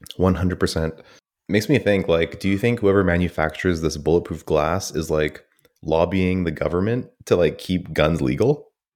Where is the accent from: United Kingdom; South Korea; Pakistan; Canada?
Canada; I'm so detached from Canadian anything